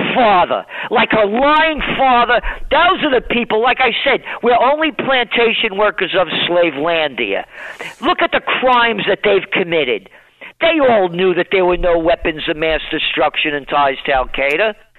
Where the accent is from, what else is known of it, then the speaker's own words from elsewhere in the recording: New York City, New York, United States; growing up in the Bronx.